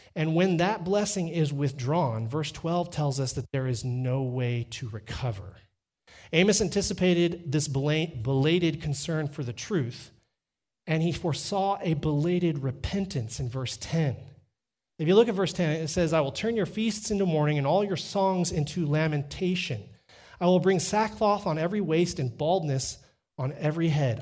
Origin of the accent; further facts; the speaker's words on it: Texas, United States; moved away as an adult; now in Canada; I'm from Texas